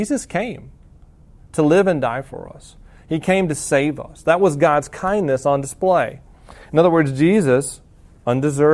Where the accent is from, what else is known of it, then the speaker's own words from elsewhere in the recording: the South, United States; moved away; I'm from the South